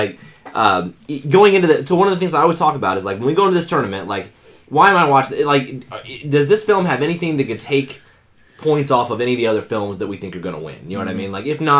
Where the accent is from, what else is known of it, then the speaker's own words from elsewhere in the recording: Indiana, United States; I'm from Indiana.